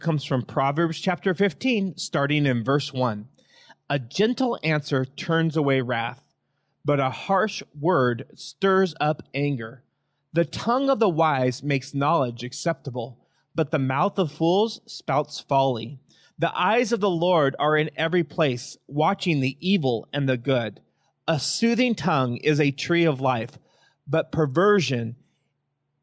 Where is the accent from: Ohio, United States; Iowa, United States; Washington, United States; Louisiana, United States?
Washington, United States; Yakima Valley; I was raised in the Yakima Valley